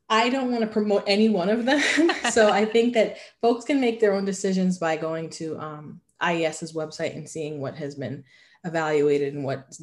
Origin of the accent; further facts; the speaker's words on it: New York City, New York, United States; if I grew up in New York City